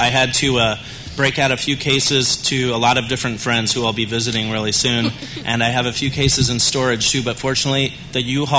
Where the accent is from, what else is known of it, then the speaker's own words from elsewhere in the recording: Oregon, United States; also born or lived in Washington State; I grew up in Oregon, and which is a great beer state.